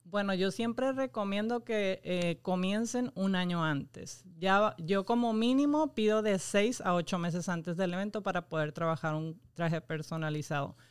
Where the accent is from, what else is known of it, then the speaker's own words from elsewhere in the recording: Mexico; now in Puerto Rico; Yo soy mexicana